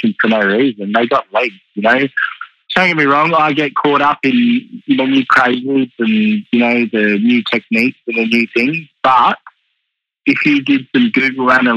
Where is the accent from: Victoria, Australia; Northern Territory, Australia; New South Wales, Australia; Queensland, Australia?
Northern Territory, Australia; Katherine; now in Melbourne, Australia; growing up in the Territory and moving to Melbourne